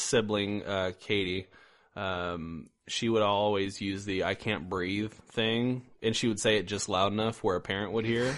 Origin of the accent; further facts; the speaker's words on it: Indiana, United States; also born or lived in Iowa; now in Missouri, United States; I am also from Indiana